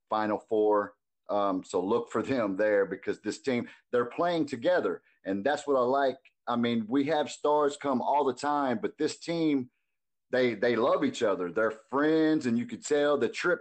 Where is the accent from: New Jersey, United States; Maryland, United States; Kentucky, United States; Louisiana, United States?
Kentucky, United States; also born or lived in Dallas, Texas / Virginia Beach, Virginia; I am from Kentucky, born and raised.